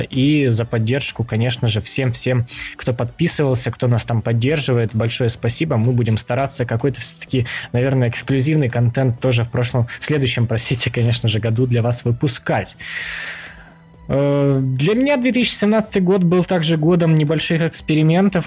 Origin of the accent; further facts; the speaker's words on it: Ukraine; Мы втроём из Украины